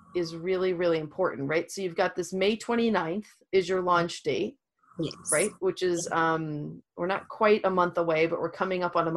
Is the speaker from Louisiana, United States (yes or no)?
yes; Louisiana, United States; I'm from Louisiana